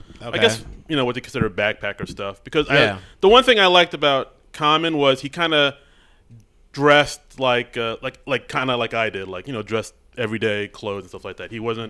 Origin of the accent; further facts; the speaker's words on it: New York City, New York, United States; moved away as an adult; also born or lived in Brooklyn; now in New Jersey, United States; Because, I mean, I live out in Jersey now with my wife. I didn't get started in comedy until I moved out to Jersey. But I was born in Brooklyn and I grew up in Queens.